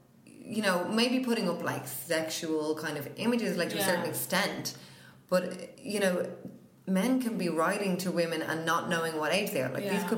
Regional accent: Dublin, Leinster, Ireland; we're from Dublin. That's what you say, but we love all Ireland.

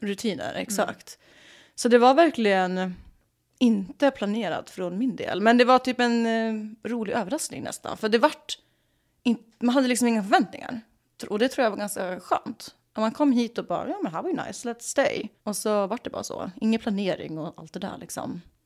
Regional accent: Sweden; moved away as an adult; also born or lived in New York, United States; now in Los Angeles, United States; jag var ju svensk

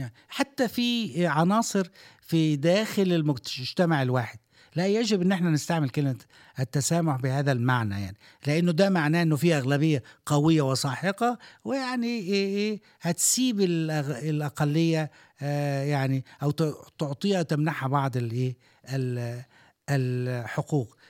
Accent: Egypt; now in Dubai, United Arab Emirates; عندنا في مصر

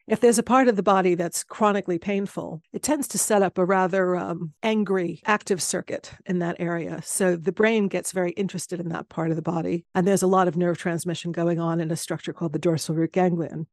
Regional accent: United States; moved away as an adult; now in London, United Kingdom; being a American immigrant

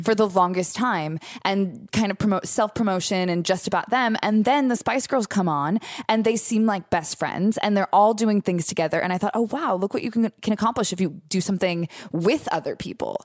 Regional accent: Long Beach, California, United States; I'm from Long Beach

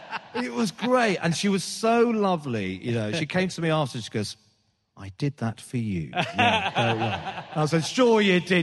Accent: Birmingham, West Midlands, United Kingdom; I think it's that thing of sort of, you know, being being British Asian or being a Brummie, sort of, you know, you feel like you're away from, you're not part of anything, you're not part of London

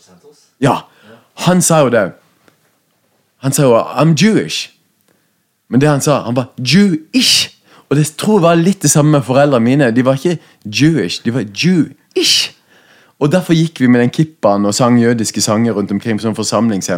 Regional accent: Southwestern Norway, Norway; vi vokste opp på Sør-Vestland i Norge, det, det verste bibelbeltet.

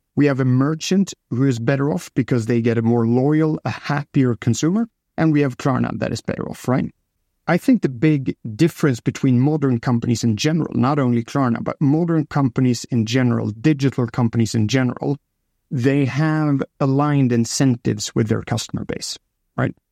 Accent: Stockholm, Stockholm County, Sweden; I'm from Stockholm

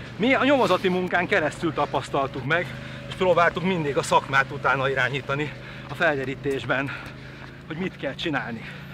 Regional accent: Pest, Hungary; also born or lived in Nagykáta; Ahol én felnőttem egy kis faluba

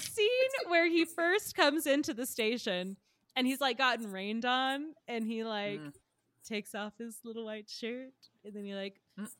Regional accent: the South, United States; We're both from the South.

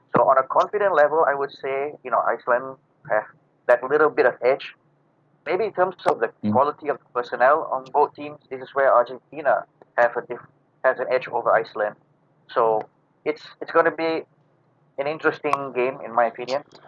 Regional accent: Malaysia; I'm from Malaysia

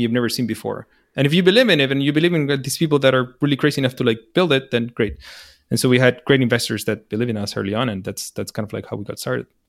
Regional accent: Chile; moved away as an adult; also born or lived in New York, United States; I'm from Chile

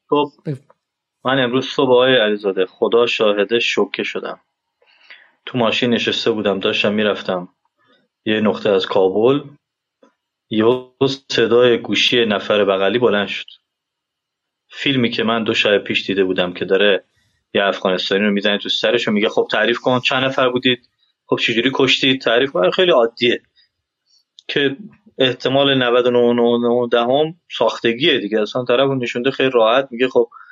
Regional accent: Iran; now in Afghanistan; من ایرانی هستم

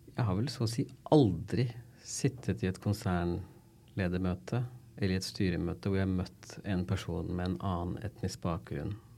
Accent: Tønsberg, Vestfold, Norway; moved away as an adult; also born or lived in London; now in Oslo, Norway; Jeg er født og vokst i Tønsberg

